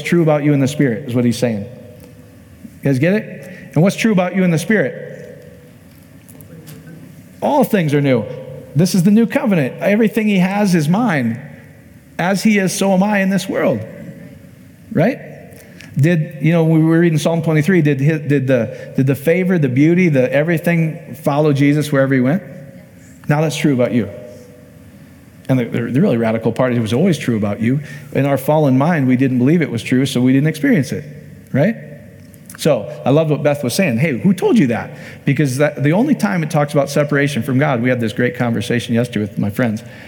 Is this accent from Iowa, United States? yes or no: yes; Iowa, United States; my home state in Iowa